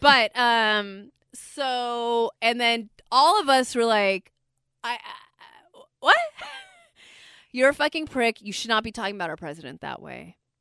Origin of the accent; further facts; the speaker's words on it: Bay Area, California, United States; I was born and raised in the Bay Area.